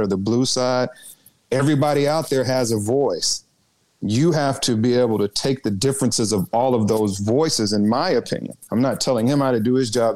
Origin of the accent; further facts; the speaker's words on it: Arkansas, United States; also born or lived in Washington D.C.; my home state under he and his wife when I was a very young boy, and they attended my church